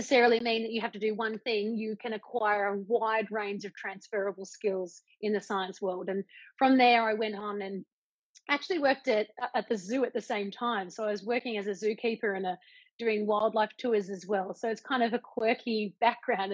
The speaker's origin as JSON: {"language": "English", "town": "Canberra", "region": "Australian Capital Territory", "country": "Australia", "tie": "born or raised there", "said": "growing up in Canberra, I went to university"}